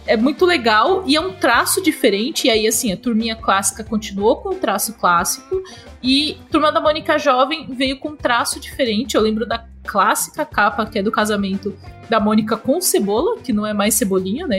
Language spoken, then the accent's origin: Portuguese; Brazil; eu sou brasileira